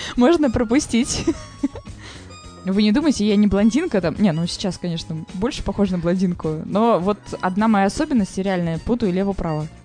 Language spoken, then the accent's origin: Russian; Saint Petersburg, Russia; я питерская